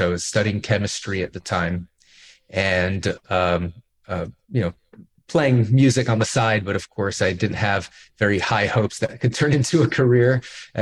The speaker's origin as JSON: {"language": "English", "town": "Miami Beach", "region": "Florida", "country": "United States", "tie": "born or raised there", "said": "I grew up in Miami Beach"}